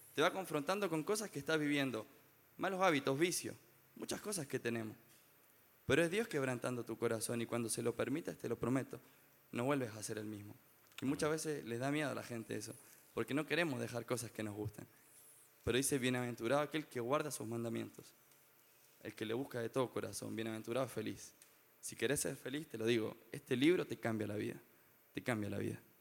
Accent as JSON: {"language": "Spanish", "town": "Rancagua", "region": "O'Higgins", "country": "Chile", "said": "yo soy de Rancagua"}